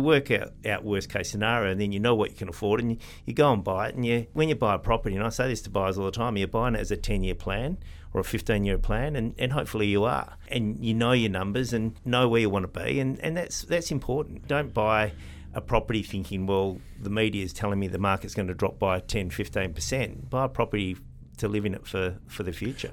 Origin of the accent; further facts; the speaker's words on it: Morley, Western Australia, Australia; now in West Leederville, Australia; I grew up in Morley and there's nothing wrong with Morley